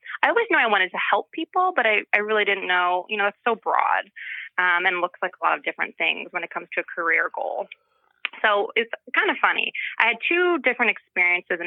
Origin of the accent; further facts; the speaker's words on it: Glen Ridge, New Jersey, United States; I grew up here in New Jersey, a little town called Glen Ridge.